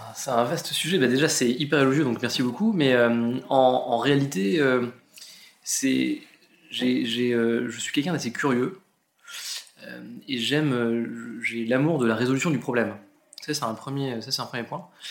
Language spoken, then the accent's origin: French; Argentan, Normandy, France; je suis normand, je viens d'Argentan, une petite ville euh, en Normandie, 15 000 habitants, dans l'Orne